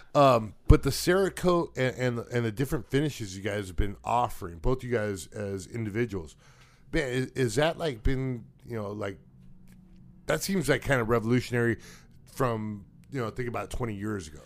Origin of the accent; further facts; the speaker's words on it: Wilmington, United States; growing up in Wilmington